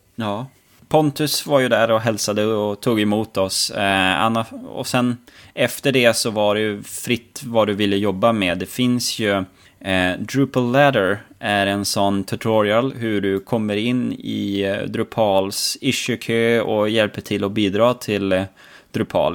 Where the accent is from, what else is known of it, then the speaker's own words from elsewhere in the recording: Norrland, Sweden; jag som norrlänning